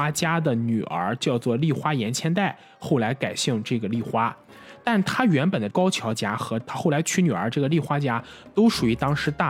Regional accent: China; 为什么会有这个制度呢？因为在我们中国人看来，可能这就是入赘。

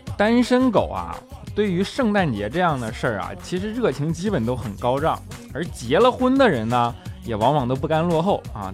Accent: Northeast China, China; moved away; 虽然身为一个东北人啊，但是现在呢，基本上也只有每年春节的时候才能回家一趟

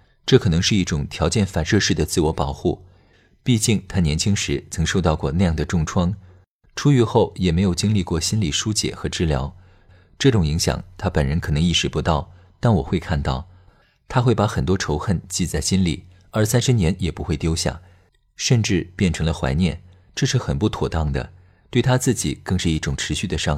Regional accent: Taiwan; also born or lived in United States; 比如，我出生在美国，回台湾后，由于老爸不喜欢台湾，所以坚决不给我办台湾户口

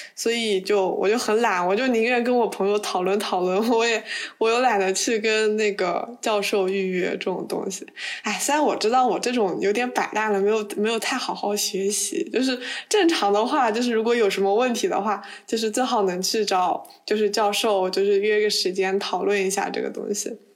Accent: China; moved away; 只有我一个中国人

